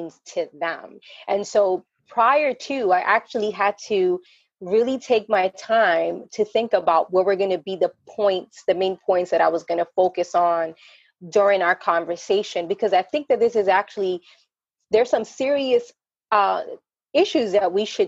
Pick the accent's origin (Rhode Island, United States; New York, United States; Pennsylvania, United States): New York, United States; moved away as an adult; now in Isabela, Puerto Rico; I live in Isabela, Puerto Rico. I was born and raised in New York, went to school in New York.